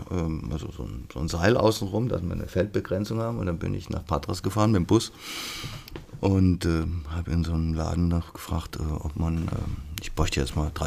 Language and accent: German; Freiburg, Baden-Württemberg, Germany; Ähm, gut, das ist meine, meine Heimat im Osten von Freiburg, ja. im Dreisamtal.